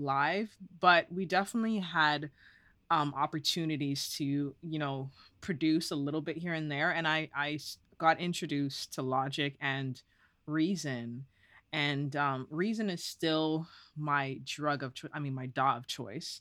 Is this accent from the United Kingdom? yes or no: no; Toronto, Ontario, Canada; also born or lived in Guelph; I am born and raised in Toronto.